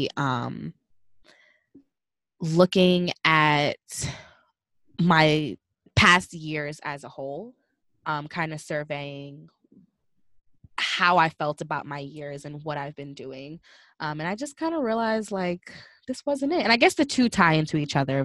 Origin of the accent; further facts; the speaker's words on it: Northeast Coast, United States; I'm from the Northeast Coast